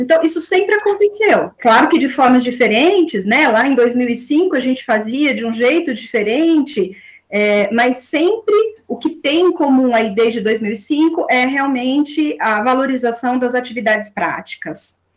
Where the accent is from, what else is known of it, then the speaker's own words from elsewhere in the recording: Aguaí, São Paulo, Brazil; also born or lived in São João da Boa Vista; now in Campinas, Brazil; eu nasci em São João da Boa Vista, sou natural de lá, mas morei, né, desde aí, depois do meu nascimento, em Aguaí, que é uma cidade vizinha a São João da Boa Vista, e durante aí a minha infância e adolescência, eu passei em Aguaí.